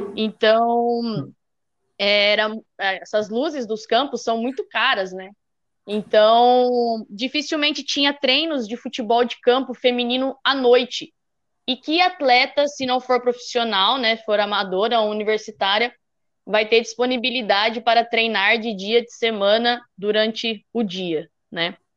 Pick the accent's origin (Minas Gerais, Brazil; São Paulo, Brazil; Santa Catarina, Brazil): São Paulo, Brazil; Limeira; eu com a Michelle, nós duas somos de Limeira